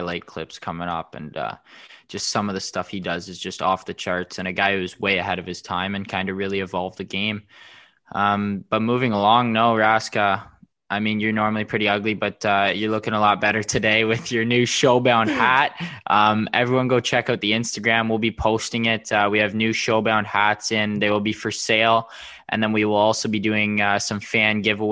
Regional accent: Curtis, Ontario, Canada; I'm from Curtis, Ontario.

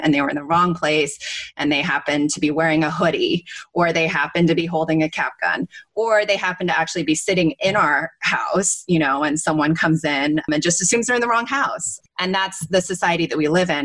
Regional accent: West Coast, United States; also born or lived in Asia; I grew up on the West Coast and sort of spent a lot of time in Asia

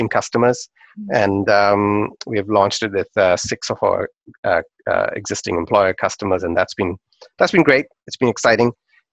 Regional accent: Pakistan; when I was growing up in Pakistan

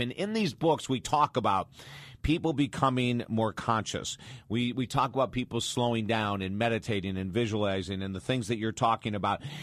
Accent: Syracuse, New York, United States; moved away; I'm from Syracuse, New York, right down the road, originally from Syracuse, New York

